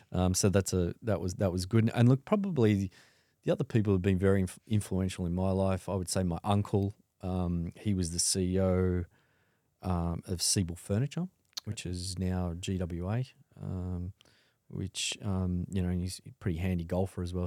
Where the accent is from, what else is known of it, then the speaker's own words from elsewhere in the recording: Sydney, New South Wales, Australia; born and bred in Sydney uh, in the mid 70s